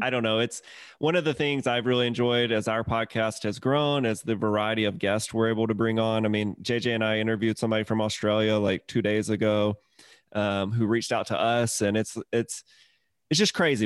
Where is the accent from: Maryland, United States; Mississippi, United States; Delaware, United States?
Mississippi, United States; moved away as an adult; also born or lived in Atlanta, Georgia; I'm from Mississippi originally